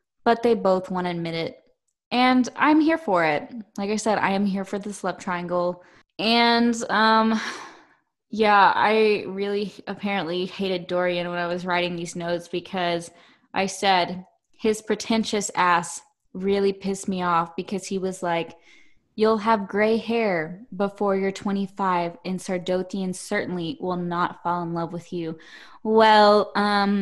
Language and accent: English; the South, United States; we're from the South